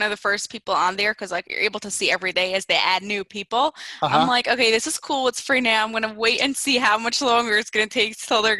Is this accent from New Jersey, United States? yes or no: yes; Lakewood, New Jersey, United States; I grew up in Central Jersey, Lakewood it's called. It's like right near Jersey Shore, right near the beach, such fun, really humid.